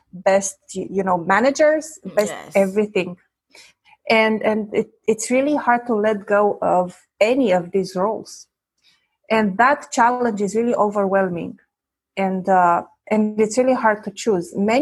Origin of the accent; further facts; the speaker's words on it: Romania; first language Romanian; English is a second language; moved away as an adult; now in Quebec, Canada; I was born in Eastern Europe during communist times. And at the age of 16, the big revolution, you know, came about and everything changed. And then at the age of 25, I immigrated